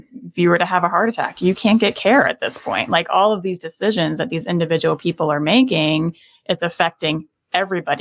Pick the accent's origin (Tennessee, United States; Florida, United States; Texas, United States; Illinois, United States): Florida, United States; I'm from Florida.